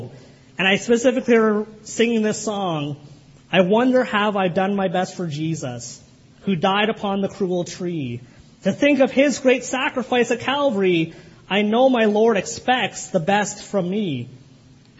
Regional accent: Kitchener, Ontario, Canada; the church I grew up in Kitchener

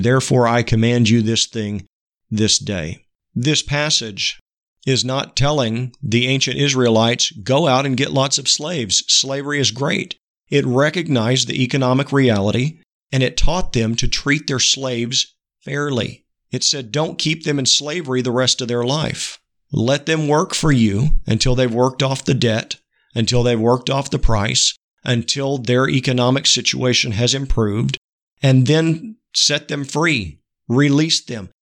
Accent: United States; the history of our country

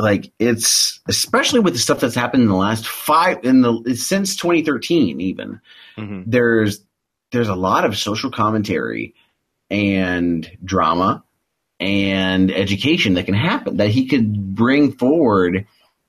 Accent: the Ozarks, Midwest, United States; I'm from the Midwest, and I'm an Ozark boy

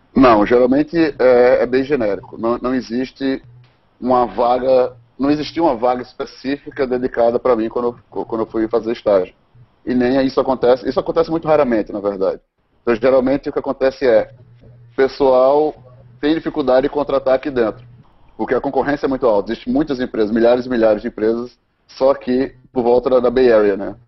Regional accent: Brazil; first language Portuguese; moved away as an adult; now in United States

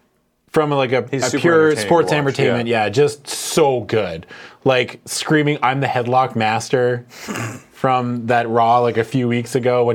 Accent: Canada; we're Canadian?

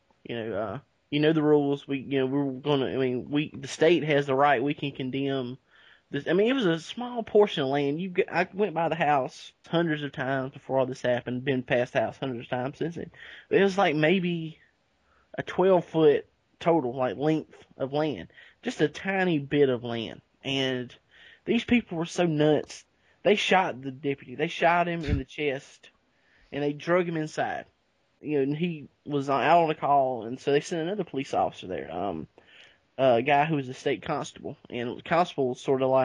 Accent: Calhoun Falls, South Carolina, United States; my hometown, Cowan Falls

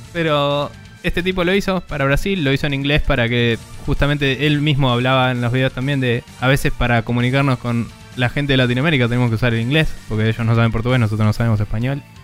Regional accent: Buenos Aires, Argentina; siendo un porteño de mierda

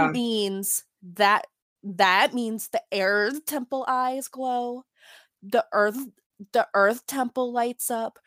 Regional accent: Florida, United States; I am from Florida. We get terrible hurricanes

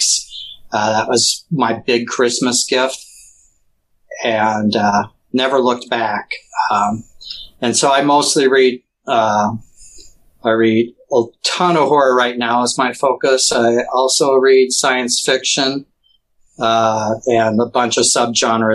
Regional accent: Missouri, United States; especially being down in Missouri, which was a slave state

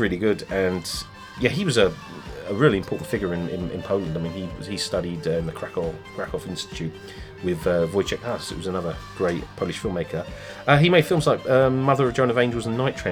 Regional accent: England, United Kingdom; if we're English

